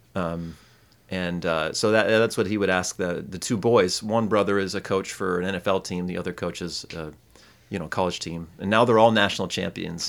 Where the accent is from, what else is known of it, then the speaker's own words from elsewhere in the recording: Michigan, United States; I'm from Michigan